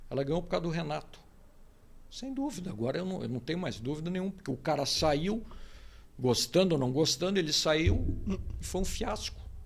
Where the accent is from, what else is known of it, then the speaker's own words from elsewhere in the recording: Porto Alegre, Rio Grande do Sul, Brazil; eu hoje eu sou do, do bairro Rio Branco, né? Mas eu me criei no centro. Fui criado no centro